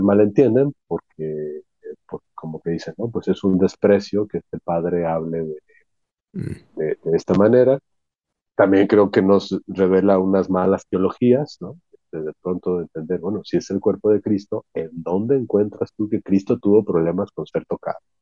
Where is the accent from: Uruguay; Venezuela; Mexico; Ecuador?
Mexico; mi gente, en mi pueblo